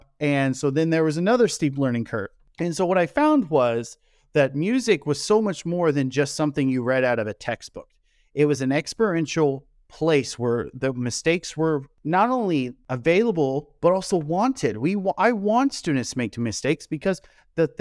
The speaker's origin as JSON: {"language": "English", "region": "Kansas", "country": "United States", "also_born_or_lived": "South Korea", "moved": "as an adult", "said": "I am from the Midwest in Kansas in the United States"}